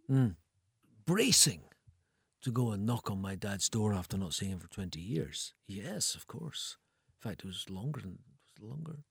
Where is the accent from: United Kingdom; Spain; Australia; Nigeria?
United Kingdom; Edinburgh, Scotland; moved away; also born or lived in Ayr; I'm from Edinburgh, but, but I spent my teenage years in Ayr.